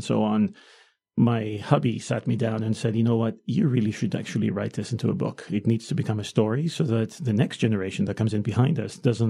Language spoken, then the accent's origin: English; Greece; moved away as an adult; I grew up in Greece.